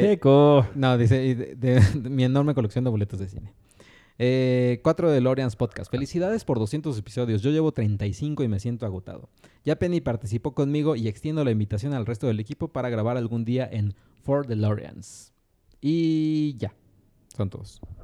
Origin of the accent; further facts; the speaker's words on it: Mexico; en los 90 en México